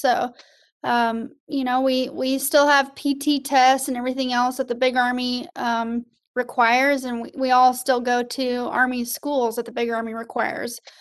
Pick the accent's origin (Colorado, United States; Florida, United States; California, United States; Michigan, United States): Colorado, United States; Colorado Springs; moved away as an adult; now in Fort Benning, Georgia, United States; Colorado Springs, Colorado originally.